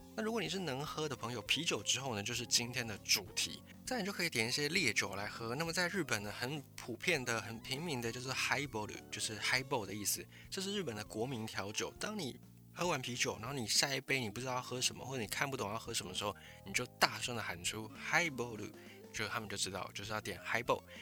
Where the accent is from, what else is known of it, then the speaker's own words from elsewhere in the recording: Taiwan; 我就是一个台湾人